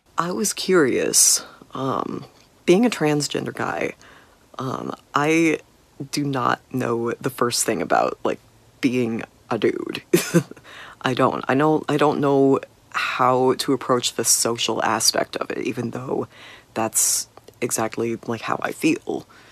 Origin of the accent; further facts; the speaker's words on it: Kansas City, United States; I am from Kansas City.